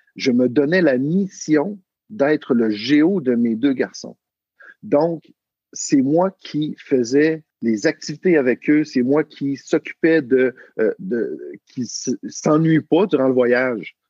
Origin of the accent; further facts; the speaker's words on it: Quebec, Canada; accent: Québécois; je viens du Québec, du Canada, donc, euh, les gens vont pouvoir, euh, détecter selon mon, mon accent.